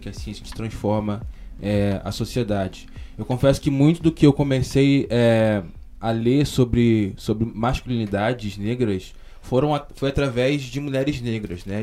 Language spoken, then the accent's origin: Portuguese; Baixada Fluminense, Rio de Janeiro, Brazil; eu sou da, da, da Baixada Fluminense, do, do é, Rio de Janeiro, que é um lugar pobre, né? e sobretudo negro, criado pela minha mãe